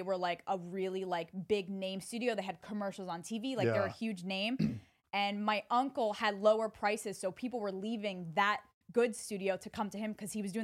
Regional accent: Pennsylvania, United States; also born or lived in Staten Island, New York; I was raised in Pennsylvania

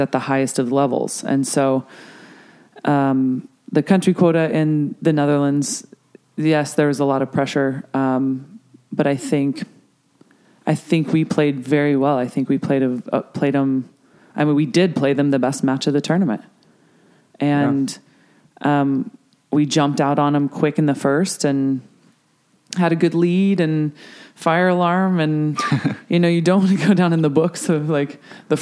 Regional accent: Colorado, United States; I'm from Colorado. I, you know, like my old club in South Denver has a 3-court indoor sand facility

